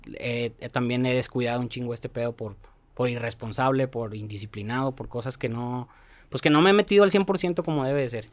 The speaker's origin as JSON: {"language": "Spanish", "country": "Mexico", "tie": "born or raised there", "said": "Cuando nací, cuando crecí en la Nueva Tlaxcala, éramos católicos"}